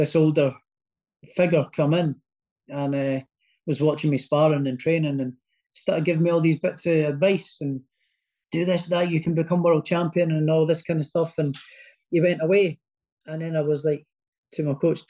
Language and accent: English; Prestonpans, Scotland, United Kingdom; also born or lived in Edinburgh; he's sort of kind of linked to my hometown as well